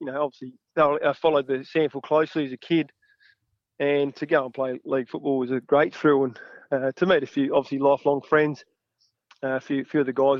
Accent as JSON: {"language": "English", "area": "near Wellington", "region": "South Australia", "country": "Australia", "tie": "born or raised there", "said": "I'm a Langhorne Creek Hawk. So I grew up out near Wellington on a dairy farm. So Langhorne Creek was the local footy club there"}